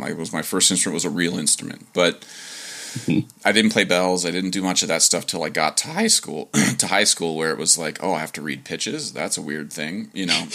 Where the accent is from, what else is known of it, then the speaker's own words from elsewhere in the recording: Dover, Ohio, United States; where I'm from and I say Dover, Ohio